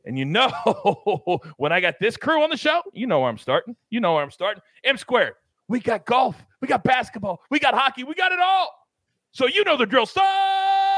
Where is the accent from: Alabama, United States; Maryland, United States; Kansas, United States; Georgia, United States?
Kansas, United States; Wichita; Wichita, my hometown